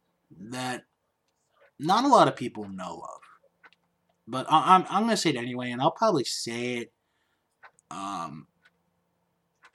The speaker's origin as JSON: {"language": "English", "country": "United States", "said": "as an American"}